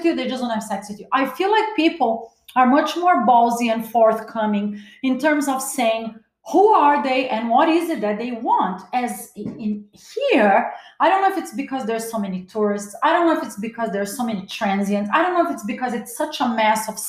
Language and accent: English; Brazil; also born or lived in Los Angeles, United States; now in Miami, United States; I was born in Brazil